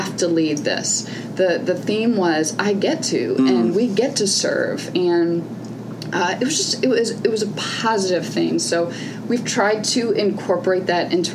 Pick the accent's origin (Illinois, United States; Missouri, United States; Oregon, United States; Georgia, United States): Missouri, United States; St. Louis; St. Louis is my hometown